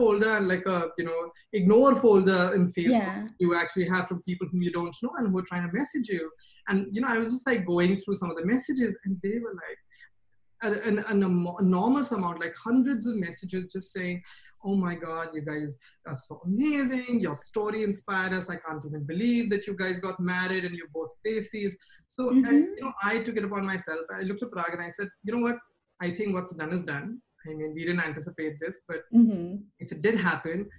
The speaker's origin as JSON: {"language": "English", "country": "India", "tie": "born or raised there", "moved": "as an adult", "lives_now": "United States", "said": "When I was in India, I grew up in India"}